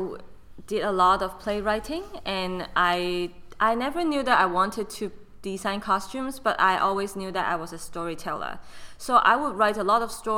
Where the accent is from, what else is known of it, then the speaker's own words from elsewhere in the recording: Hong Kong; moved away as an adult; also born or lived in Madison, Wisconsin / Orlando / Virginia / South Carolina; now in North Carolina, United States; if you can notice my accent, I was actually born and raised in Hong Kong